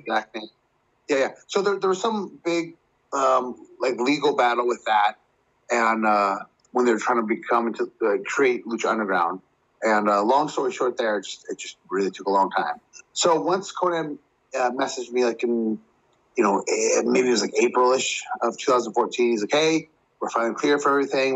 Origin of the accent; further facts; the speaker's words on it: Chico, California, United States; Northern California, up in Chico, where I'm from, my hometown